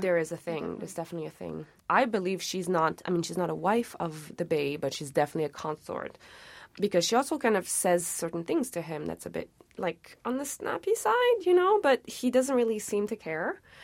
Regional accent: Montreal, Quebec, Canada; also born or lived in Tunisia; I grew up in Montreal, but I would go back to, uh, Tunisia kind of every second summer

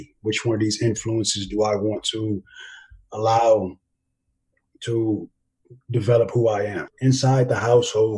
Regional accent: Los Angeles, California, United States; moved away as an adult; also born or lived in Germany / Honduras / Korea; Grew up in Los Angeles, California.

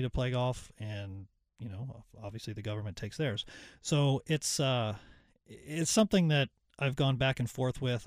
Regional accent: Ottawa, Ontario, Canada; now in North Carolina, United States; I grew up in Ottawa.

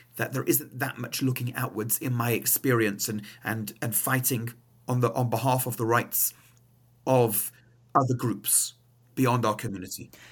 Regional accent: England, United Kingdom; now in Montreal, Canada; my accent is not Canadian, uh, I'm from England

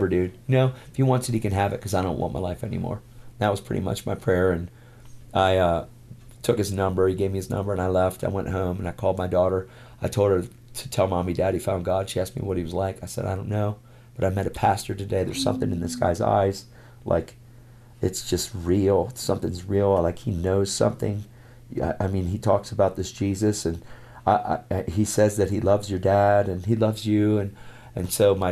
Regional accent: York, Pennsylvania, United States; 586 churches in my hometown in York, Pennsylvania, where we lived

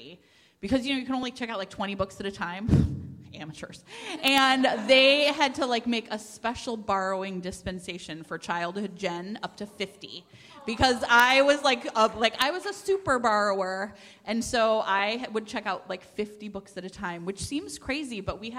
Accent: Cleveland, Ohio, United States; I grew up in outside of Cleveland, so I was part of the Cuyahoga County library system

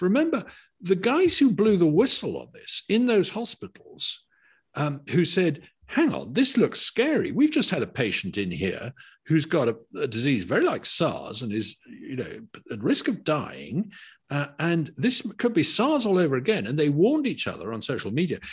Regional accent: United Kingdom; as a Brit

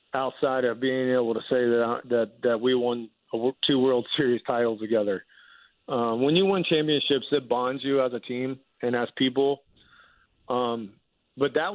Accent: Chester County, Pennsylvania, United States; I grew up in Chester County, which is about 30 minutes outside of Philly

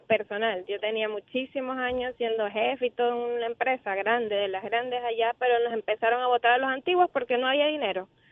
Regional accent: Guayaquil, Guayas, Ecuador; moved away as an adult; now in Orlando, United States; De Ecuador, Guayaquil

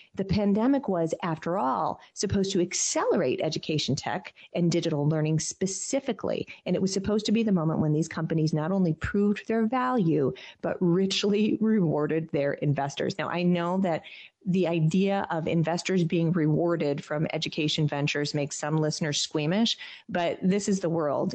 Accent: Michigan, United States; my home state, the beautiful state of Michigan

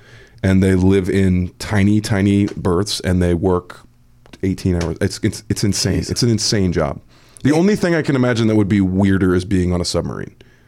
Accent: Missouri, United States; yes, my home state.

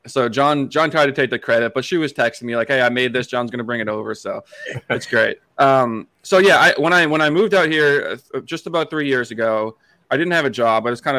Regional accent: Hanson, Massachusetts, United States; moved away as an adult; also born or lived in New Hampshire; now in Traverse City, United States; So I grew up in Hanson, Massachusetts, which is in the South Shore of Boston.

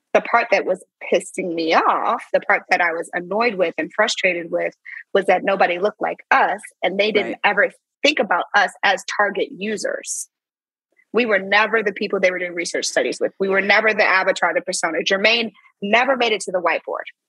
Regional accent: St. Louis, Missouri, United States; moved away; also born or lived in Silicon Valley; I'm from St. Louis

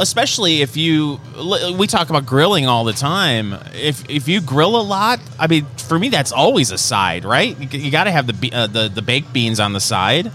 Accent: Saginaw, Michigan, United States; my hometown, uh, Saginaw, Michigan

